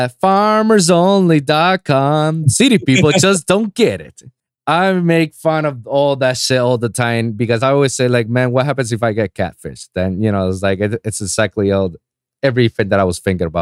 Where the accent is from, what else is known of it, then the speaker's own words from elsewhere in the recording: Puerto Rico; moved away as an adult; now in Miami, United States; before moving to Miami, living in my hometown in Puerto Rico, my last 4 years of college